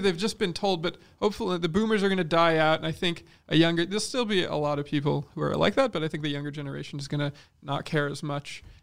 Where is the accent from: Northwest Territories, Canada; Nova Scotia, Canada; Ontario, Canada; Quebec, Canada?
Quebec, Canada; we're an English minority in a fucking English speaking, okay, in Quebec